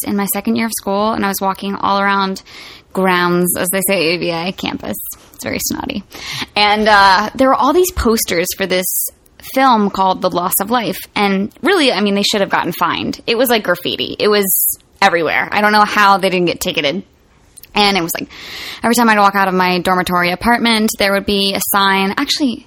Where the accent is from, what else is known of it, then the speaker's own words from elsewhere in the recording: Roanoke, Virginia, United States; I'm from Roanoke, Virginia